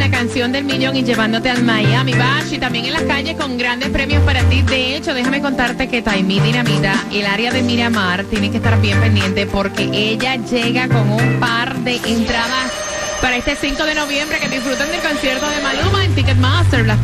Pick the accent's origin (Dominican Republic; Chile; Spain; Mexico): Dominican Republic; Soy dominicana de pura cepa y escucho el show de la gatita cada mañana